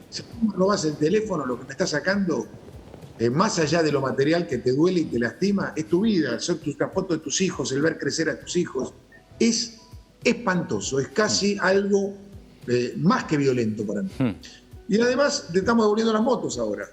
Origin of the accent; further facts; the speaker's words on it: Mercedes, Buenos Aires Province, Argentina; also born or lived in Pilar; now in Tigre, Argentina; en una época de mi infancia viví en Mercedes